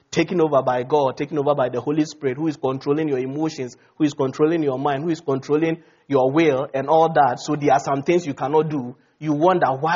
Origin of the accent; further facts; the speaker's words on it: Ghana; moved away; Ghana, my home country